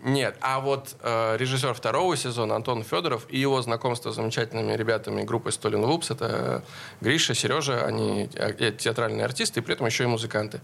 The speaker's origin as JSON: {"language": "Russian", "town": "Veliky Novgorod", "region": "Novgorod Oblast", "country": "Russia", "said": "Мы оба из Великого Новгорода"}